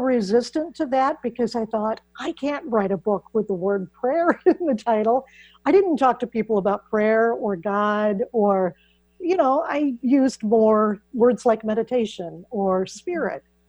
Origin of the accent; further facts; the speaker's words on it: Iowa, United States; I grew up in Iowa, which is where I still live